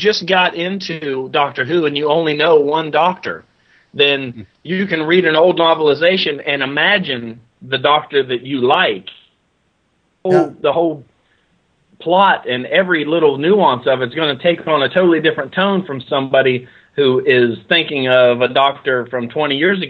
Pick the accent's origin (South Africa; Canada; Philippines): Canada; Hey, just tell them, hey, I'm French Canadian.